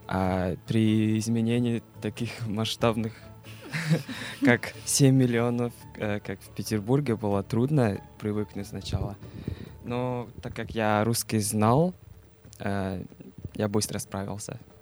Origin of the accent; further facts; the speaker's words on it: Erdenet, Orkhon, Mongolia; Russian is a second language; moved away as an adult; now in Saint Petersburg, Russia; Я приехал из Монголии, учился в городе Иртенет в русской школе.